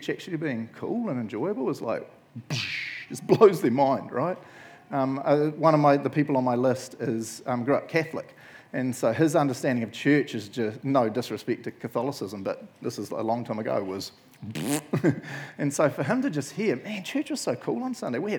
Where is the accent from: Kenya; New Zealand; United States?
New Zealand; Matamata, Waikato; I grew up in Matamata